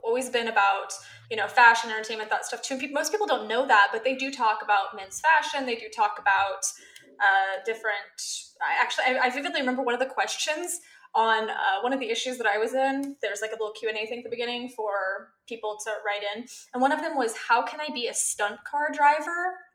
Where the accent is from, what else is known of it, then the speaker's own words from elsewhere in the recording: Missouri, United States; I grew up in Bible Belt, Missouri.